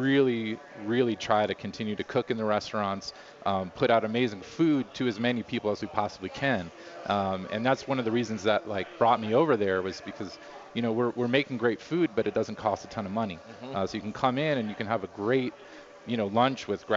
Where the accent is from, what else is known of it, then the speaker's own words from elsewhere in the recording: New York, United States; now in Denver, United States; I'm from New York originally